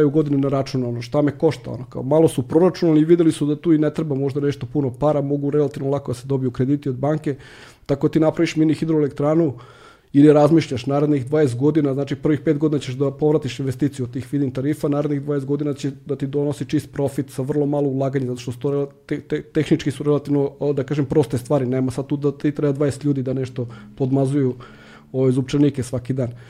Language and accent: Croatian; Serbia; kod nas u Srbiji